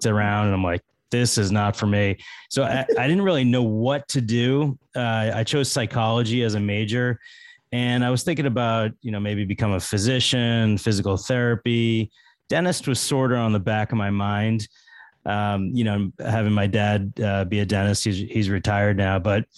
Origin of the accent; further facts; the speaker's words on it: Massachusetts, United States; also born or lived in Fort Lauderdale, Florida / Metairie, Louisiana; I'm from Massachusetts.